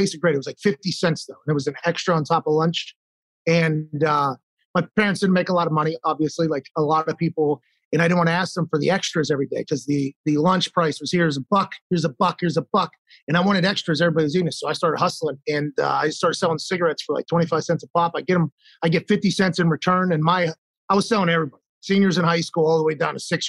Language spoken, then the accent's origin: English; Pittsburgh, Pennsylvania, United States; I was born in McGee's Women's Hospital in Pittsburgh.